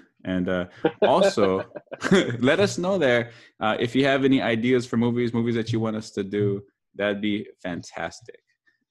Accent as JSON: {"language": "English", "region": "Hawaii", "country": "United States", "said": "we are indeed from Hawaii. And yeah, in Hawaii, we call each other bratas, which is another way of saying brothers."}